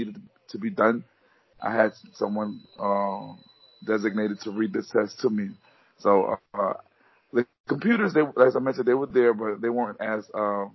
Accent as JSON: {"language": "English", "town": "Baton Rouge", "region": "Louisiana", "country": "United States", "said": "I'm from Baton Rouge, Louisiana."}